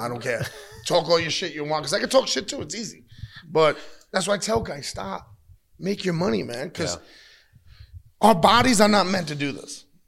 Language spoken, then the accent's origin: English; New York, United States; I, I come from New York